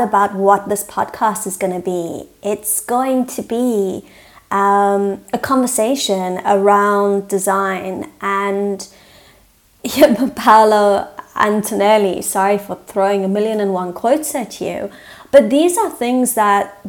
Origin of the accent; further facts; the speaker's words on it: South Africa; I'm South African, so I might speak English, but it's a very different English to, you know, an American or a British